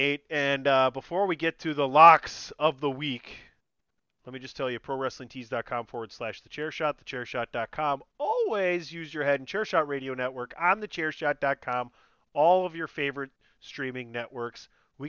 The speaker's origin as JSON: {"language": "English", "region": "Wisconsin", "country": "United States"}